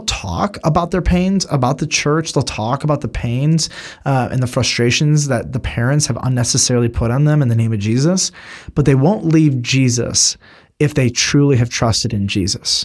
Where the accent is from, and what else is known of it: United States